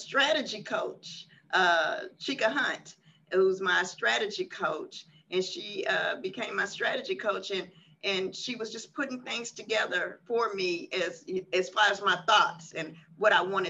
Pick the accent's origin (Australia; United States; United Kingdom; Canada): United States; Washington, District of Columbia; moved away as an adult; now in Houston, United States; I'm originally from Washington, D.C., Southeast, and I moved to Houston, Texas, with my now ex-husband